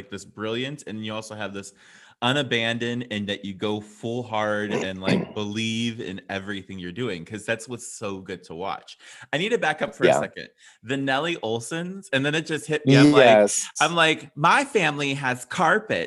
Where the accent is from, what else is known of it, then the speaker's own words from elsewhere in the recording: Ohio, United States; moved away; also born or lived in New York City; I grew up Ohio and New York City